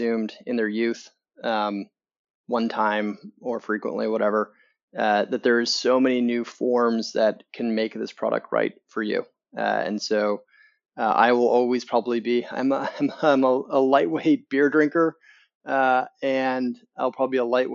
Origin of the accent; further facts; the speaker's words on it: Canada; accent: Canadian; moved away as an adult; now in Chicago, United States; Originally from Canada. And then came to the US a number of years ago